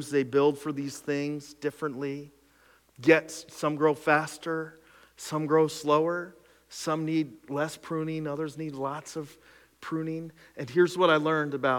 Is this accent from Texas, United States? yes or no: no; the Skook, Pennsylvania, United States; I grew up in the Skook